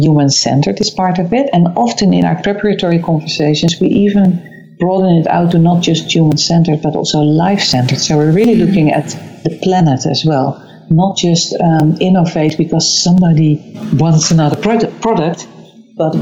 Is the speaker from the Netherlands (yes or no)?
yes; Amsterdam, North Holland, Netherlands; also born or lived in London; I'm originally from Amsterdam. That's where I am at the moment.